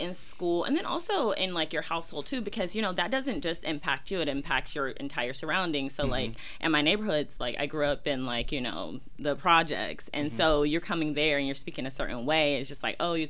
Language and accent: English; Southern United States, United States; especially growing up in the South, you know?